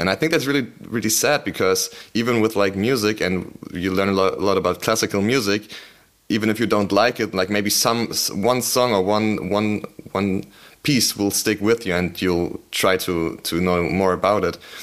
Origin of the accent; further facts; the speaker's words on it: Berlin, Germany; I'm from Berlin